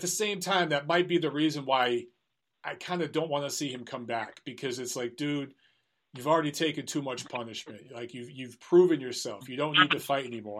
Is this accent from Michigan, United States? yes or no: yes; Detroit, Michigan, United States; I'm from Detroit